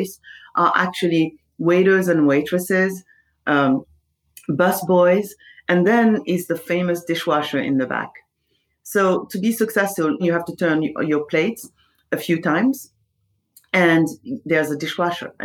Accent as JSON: {"language": "English", "country": "Senegal", "tie": "born or raised there", "also_born_or_lived": "Paris, France", "moved": "as an adult", "said": "I was born in Senegal. That's in West Africa."}